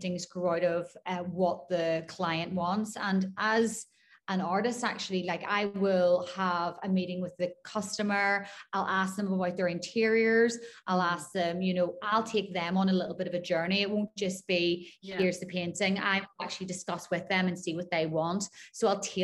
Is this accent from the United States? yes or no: no; Belfast, Northern Ireland, United Kingdom; moved away as an adult; also born or lived in Glasgow; now in Dubai, United Arab Emirates; Grew up in Belfast, in Northern Ireland.